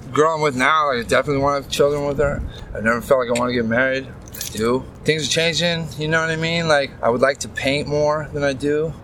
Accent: West Coast, United States; moved away as an adult; also born or lived in Seattle / Portland / Atlanta; not just my hometowns, but you know I'm from the West Coast

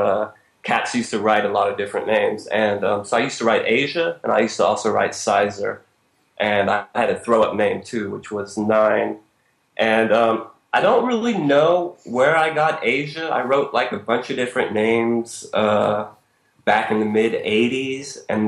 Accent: Berkeley, California, United States; also born or lived in Switzerland; now in New York, United States; I'm from Berkeley. This is West Coast, California

